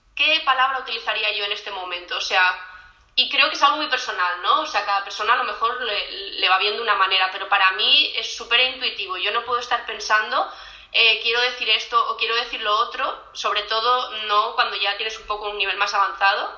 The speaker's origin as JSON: {"language": "Spanish", "town": "Premià de Mar", "region": "Catalonia", "country": "Spain", "also_born_or_lived": "Edinburgh", "moved": "as an adult", "lives_now": "Utrecht, Netherlands", "said": "soy de un pueblecito cerca de Barcelona, de Premia de Mar"}